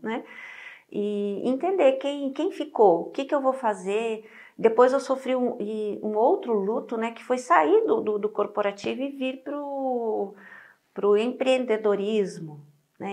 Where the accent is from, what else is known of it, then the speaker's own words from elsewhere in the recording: Rio Grande do Sul, Brazil; moved away; eu sou gaúcha